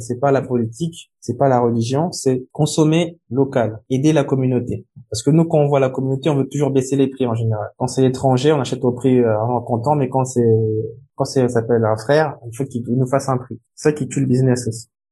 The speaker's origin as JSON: {"language": "French", "country": "Republic of the Congo", "also_born_or_lived": "France / England", "moved": "yes", "said": "je suis du Congo-Brazza et du Congo-Kinshasa"}